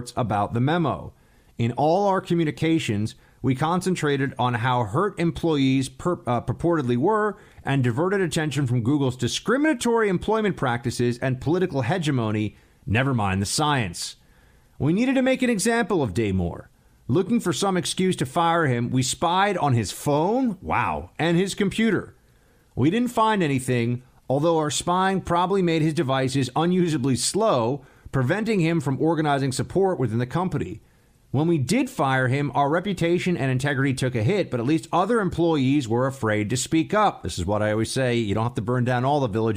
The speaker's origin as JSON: {"language": "English", "town": "New York City", "region": "New York", "country": "United States", "tie": "born or raised there", "moved": "as an adult", "lives_now": "Washington, D.C., United States", "said": "It's still my hometown"}